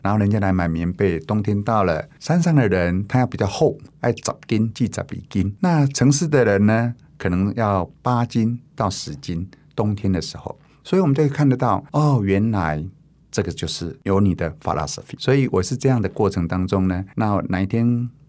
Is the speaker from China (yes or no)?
no; Taiwan; also born or lived in Changhua / Taichung; 那我太太是客家的，那我是闽南的，那我们两个呢是学长学妹，我们都是亚东工专